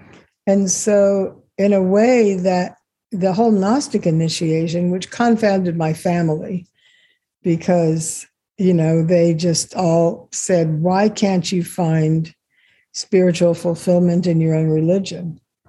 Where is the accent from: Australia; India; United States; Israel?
Israel; born there; You know, I was born in Israel.